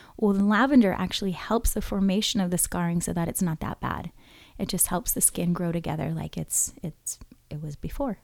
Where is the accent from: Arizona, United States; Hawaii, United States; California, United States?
Hawaii, United States; growing up in Hawaii